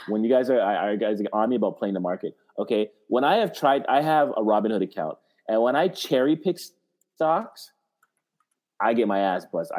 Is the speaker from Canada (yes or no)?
yes; Canada; I'm Canadian